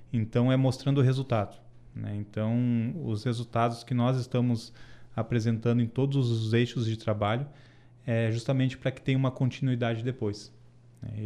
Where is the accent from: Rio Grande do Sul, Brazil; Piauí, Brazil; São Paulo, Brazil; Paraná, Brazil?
Rio Grande do Sul, Brazil; Santa Maria; sou santamariense, tenho orgulho disso, tenho orgulho das minhas raízes, sou campestreiro, que é quem mora no bairro campestre